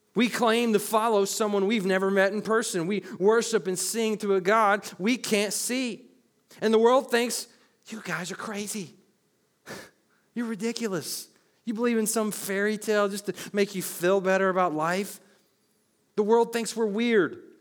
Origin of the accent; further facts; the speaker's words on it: Murfreesboro, Tennessee, United States; I was born in Murfreesboro, Tennessee on July nineteenth, nineteen ninety-one.